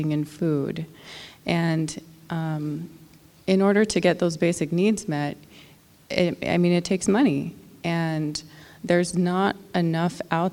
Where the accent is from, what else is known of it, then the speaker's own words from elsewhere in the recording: Nome, Alaska, United States; I'm from Nome